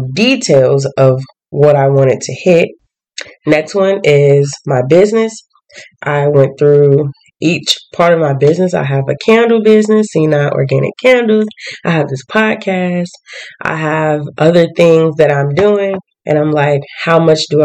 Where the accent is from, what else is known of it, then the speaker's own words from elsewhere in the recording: the South, United States; I'm from the South